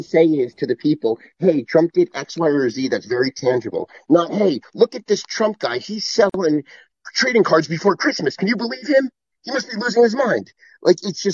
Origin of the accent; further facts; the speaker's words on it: New Jersey, United States; I grew up in North Jersey.